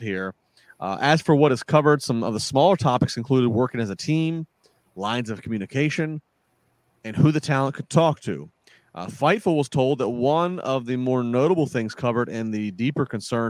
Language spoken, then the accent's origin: English; D.C. area, Maryland, United States; growing up in the Maryland, D.C. area